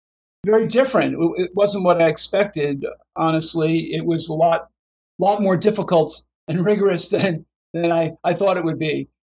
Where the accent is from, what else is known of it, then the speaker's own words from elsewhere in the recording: New Jersey, United States; moved away as an adult; also born or lived in Davenport, Iowa; now in Pittsburgh, United States; I graduated in 82 from Palmer in Davenport, and I'm from New Jersey originally. So I moved back to New Jersey with my wife and kids and to be around my family, practiced there for about 10 years.